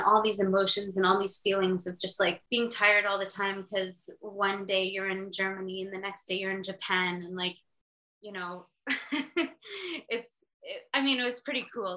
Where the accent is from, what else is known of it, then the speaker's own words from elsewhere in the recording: Montreal, Quebec, Canada; I'm from Montreal in Canada.